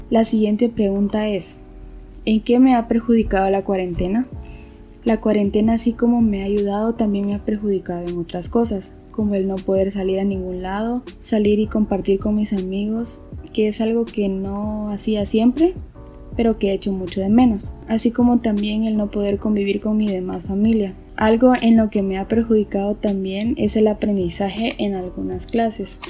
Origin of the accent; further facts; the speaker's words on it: Esquipulas, Chiquimula, Guatemala; soy originaria de Esquipulas Chiquimula